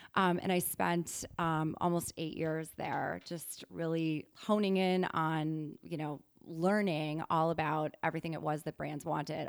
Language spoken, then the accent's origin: English; Wisconsin, United States; moved away as an adult; also born or lived in New York; I'm from Wisconsin originally.